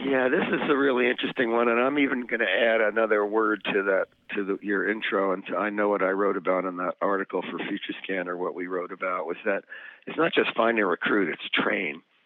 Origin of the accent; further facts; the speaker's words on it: New Jersey, United States; when I was growing up in New Jersey